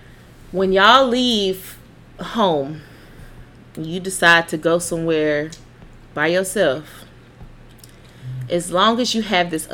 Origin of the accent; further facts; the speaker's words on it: Greenwood, Mississippi, United States; I am from Greenwood